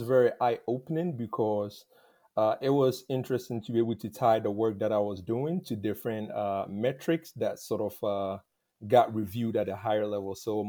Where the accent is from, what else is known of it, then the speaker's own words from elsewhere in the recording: Tarkwa, Western Region, Ghana; moved away as an adult; now in Indianapolis, United States; I currently reside in Indianapolis, Indiana, but I'm originally from Tarkwa in Ghana. I've been in the U.S. for the past 11 years.